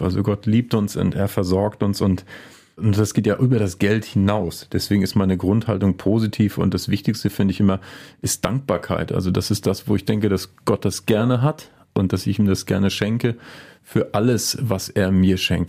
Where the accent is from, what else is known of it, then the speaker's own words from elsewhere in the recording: Mecklenburg-Vorpommern, Germany; moved away as an adult; also born or lived in Rostock; now in Bergisches Land, Germany; Also ich bin in Mecklenburg aufgewachsen äh, und habe in Rostock studiert, Mathematik und Philosophie.